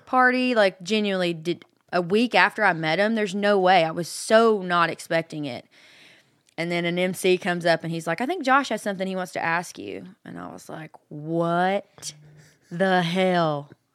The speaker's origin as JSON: {"language": "English", "town": "Hope", "region": "Arkansas", "country": "United States", "tie": "born or raised there", "moved": "as an adult", "lives_now": "Nashville, United States", "said": "I'm from Hope, which is almost in Texas, right outside of Texarkana"}